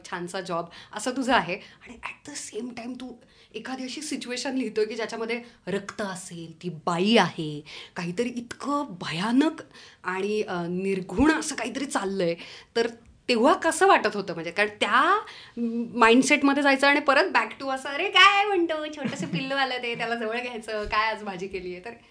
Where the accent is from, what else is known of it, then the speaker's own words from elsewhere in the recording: Baramati, Maharashtra, India; मान्य करते कारण की मी पुण्यात नव्हते माझं बालपण पूर्णपणे बारामतीत झालं